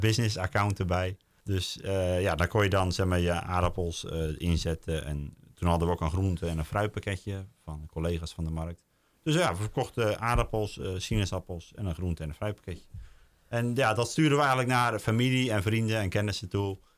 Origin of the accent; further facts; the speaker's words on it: Oud-Beijerland, South Holland, Netherlands; moved away as an adult; now in Den Bommel, Netherlands; We komen uit Hoekse Waard, ik uit Albeierland